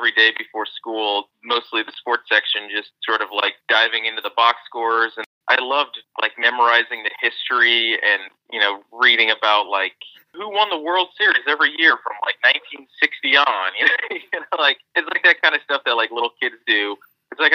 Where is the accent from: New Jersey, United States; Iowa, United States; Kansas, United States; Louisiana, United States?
Kansas, United States; Overland Park; moved away as an adult; now in New York, United States; I grew up in Overland Park